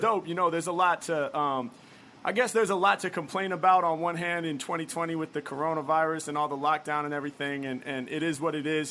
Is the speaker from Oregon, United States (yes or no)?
yes; Portland, Oregon, United States; now in Los Angeles, United States; I'm from Portland, Oregon, originally